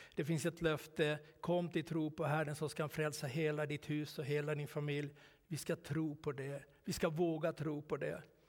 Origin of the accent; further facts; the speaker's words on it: Finland; moved away; also born or lived in Sweden; hemma i Finland